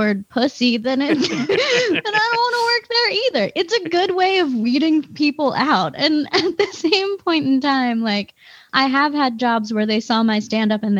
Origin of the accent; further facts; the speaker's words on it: East Coast, United States; also born or lived in Philadelphia; now in Wisconsin, United States; I'm from the East Coast, mm-hmm, and it was a huge shock when I moved here, because like, when I lived in Philadelphia